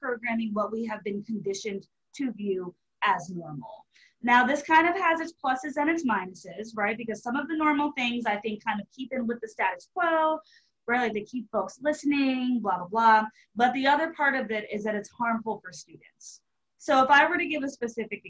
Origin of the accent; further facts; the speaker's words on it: Marlton, New Jersey, United States; moved away as an adult; also born or lived in Charleston, South Carolina; I grew up in Marlton, New Jersey, which is a suburb of Philadelphia